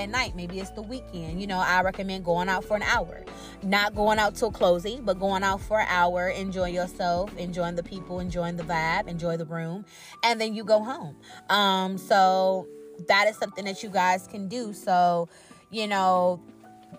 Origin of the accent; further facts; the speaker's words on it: Cleveland, Ohio, United States; I'm from Cleveland